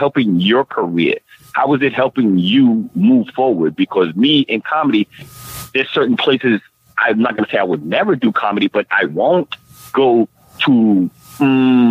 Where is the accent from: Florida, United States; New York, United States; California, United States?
New York, United States; New York City; I'm from New York. Listeners, I'm from New York City